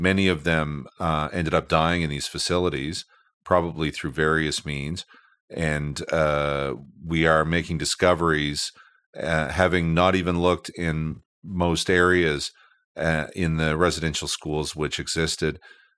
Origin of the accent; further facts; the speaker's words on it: Eastern Canada, Canada; born there; even though I was born here. I was born in Eastern Canada.